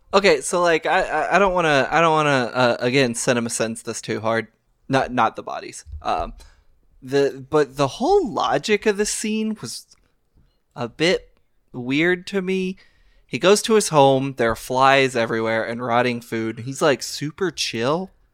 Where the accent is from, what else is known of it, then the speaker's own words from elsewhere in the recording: Louisville, Kentucky, United States; I grew up in America. I learned about World War Two in the Archdiocese of Louisville, Kentucky